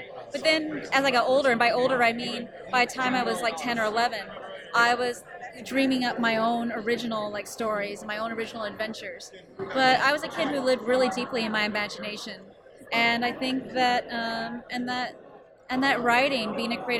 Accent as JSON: {"language": "English", "region": "West Coast", "country": "United States", "said": "I was from the West Coast"}